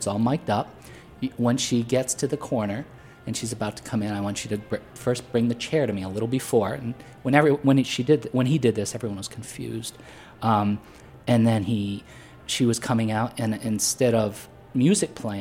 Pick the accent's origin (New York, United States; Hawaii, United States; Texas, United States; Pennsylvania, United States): Pennsylvania, United States; Potter County; moved away; it reflected where I grew up in Pennsylvania, which was very rural